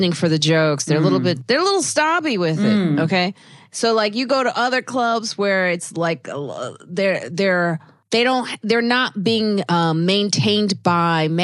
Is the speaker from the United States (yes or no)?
yes; United States; as an American